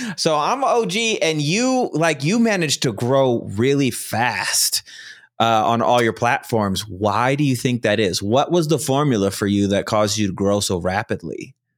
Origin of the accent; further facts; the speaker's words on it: Chicago, Illinois, United States; now in Mountain Time Zone, United States; I'm from originally from Chicago